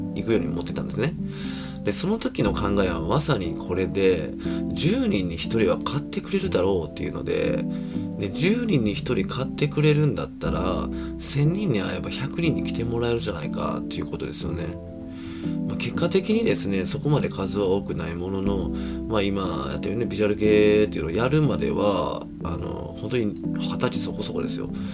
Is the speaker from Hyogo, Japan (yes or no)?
yes; Kobe, Hyogo, Japan; 僕もあの 神戸出身なので